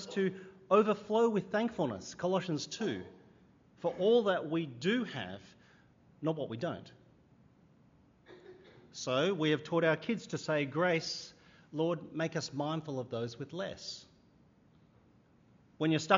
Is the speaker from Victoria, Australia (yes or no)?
no; Sydney, New South Wales, Australia; I grew up in Sydney